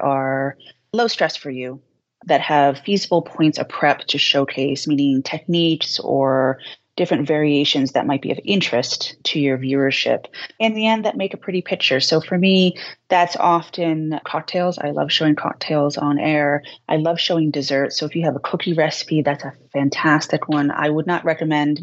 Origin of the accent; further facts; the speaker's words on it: Boston, Massachusetts, United States; accent: Boston; I'm from Boston. We speak very quickly and I have a little bit of an accent